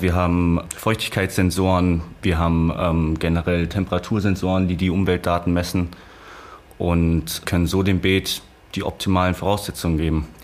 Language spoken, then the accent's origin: German; Rhineland-Palatinate, Germany; Ich komme aus der Pfalz, ich komme aus der Natur, ich komme von einem, einer kleinen Stadt